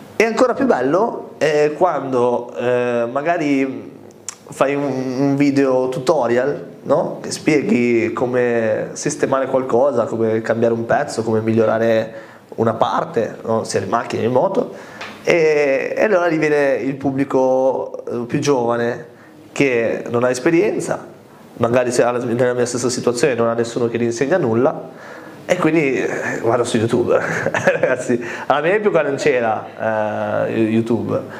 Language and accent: Italian; Costarainera, Liguria, Italy; also born or lived in Malta; quando a Malta mi chiedevano di dove eri, io dicevo, di Costa Reinera